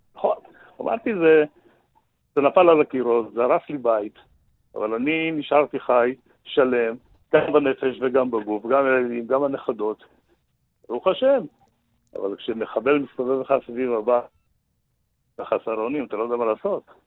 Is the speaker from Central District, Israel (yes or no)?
no; Sderot, Southern District, Israel; שאלו מאיפה אתם, אמרנו משדרות